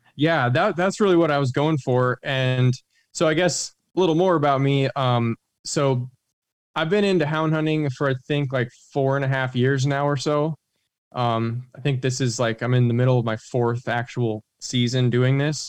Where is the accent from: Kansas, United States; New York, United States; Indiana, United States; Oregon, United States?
Oregon, United States; moved away as an adult; also born or lived in Baton Rouge, Louisiana; moved back up to Oregon, which is kind of my home, you know, my home state